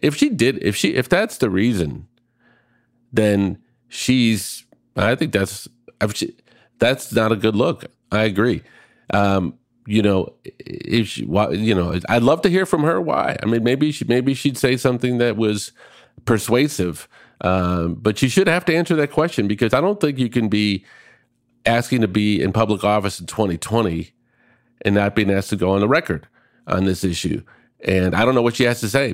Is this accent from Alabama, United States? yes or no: no; Minneapolis, Minnesota, United States; born or raised there